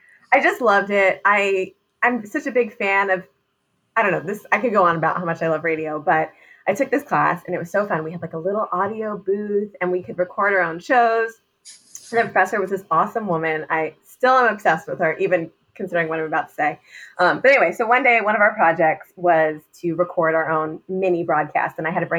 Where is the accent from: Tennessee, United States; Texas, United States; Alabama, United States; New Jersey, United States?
New Jersey, United States; also born or lived in Manhattan, New York / Brooklyn, New York / New York City; I'm from New Jersey, but I grew up in a Brooklyn household